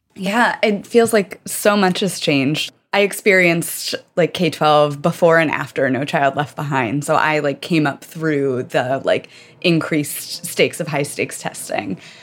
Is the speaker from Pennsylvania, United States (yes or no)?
no; rural Virginia, United States; I grew up in rural Virginia